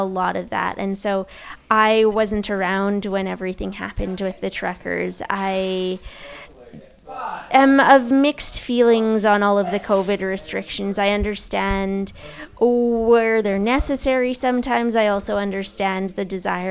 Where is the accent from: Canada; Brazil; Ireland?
Canada; Edmonton, Alberta; now in Vancouver, Canada; Growing up in Edmonton, we had a festival called Heritage Days